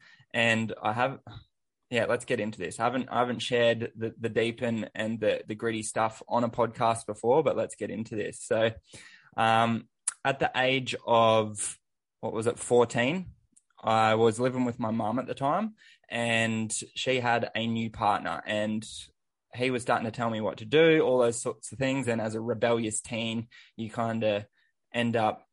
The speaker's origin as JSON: {"language": "English", "town": "Sunshine Coast", "region": "Queensland", "country": "Australia", "tie": "born or raised there", "said": "Growing up, I grew up on the Sunshine Coast"}